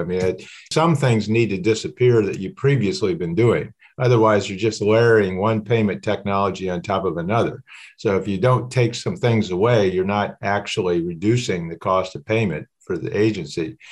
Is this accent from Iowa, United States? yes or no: yes; Ames, Iowa, United States; moved away; where I grew up in the Middle West, Ames, Iowa is the area